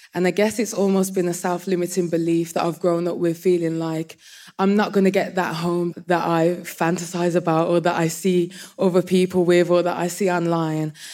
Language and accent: English; Birmingham, West Midlands, United Kingdom; I'm from Birmingham